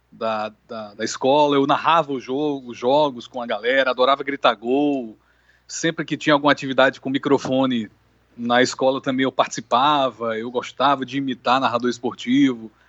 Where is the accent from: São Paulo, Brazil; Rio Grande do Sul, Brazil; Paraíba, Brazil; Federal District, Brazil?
Paraíba, Brazil; Campina Grande; also born or lived in Natal; eu que sou nasci em Natal, eu sou um potiguar de alma paraibana, porque passei a minha infância e adolescência em Campina Grande. Minhas raízes familiares são de Campina Grande